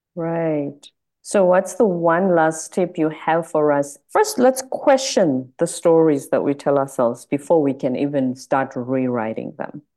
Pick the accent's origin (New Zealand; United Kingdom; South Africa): South Africa; now in United States; I'm South African in America.